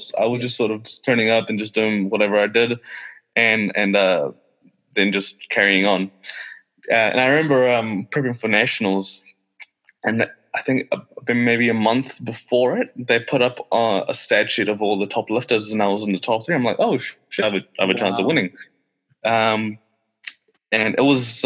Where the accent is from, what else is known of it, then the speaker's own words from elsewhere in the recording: Pakistan; now in Wellington, New Zealand; when I was born in Pakistan, and throughout growing up